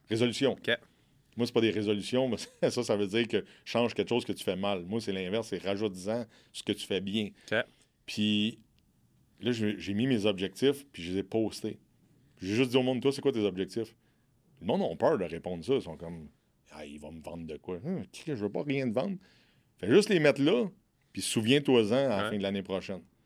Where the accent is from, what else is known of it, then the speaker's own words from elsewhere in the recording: Quebec, Canada; je viens du Québec